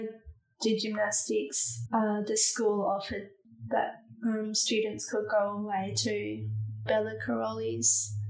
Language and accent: English; Fremantle, Western Australia, Australia; it's growing up in Fremantle.